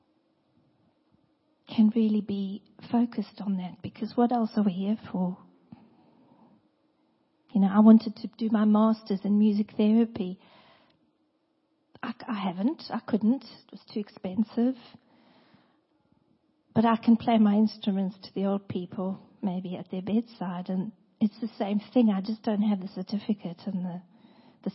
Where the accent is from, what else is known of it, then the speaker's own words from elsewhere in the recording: South Africa; moved away; I come from South Africa